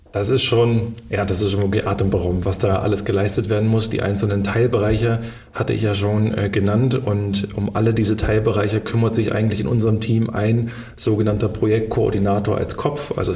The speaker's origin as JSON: {"language": "German", "town": "Schönebeck", "region": "Saxony-Anhalt", "country": "Germany", "tie": "born or raised there", "said": "Und habe dann eine kleine äh, Karriere als Schwimmer gestartet, damals noch in meiner Heimatstadt Schönebeck"}